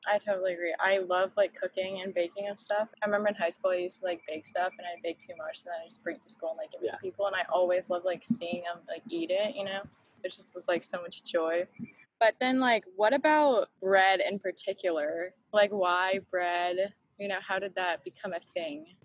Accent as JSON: {"language": "English", "area": "the Bay Area", "region": "California", "country": "United States", "said": "I'm from California. I'm from oh, like cool. the Bay Area."}